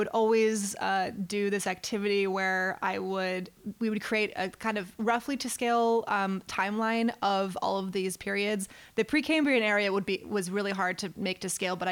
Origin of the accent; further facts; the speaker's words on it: Reno, Nevada, United States; I'm from Reno, Nevada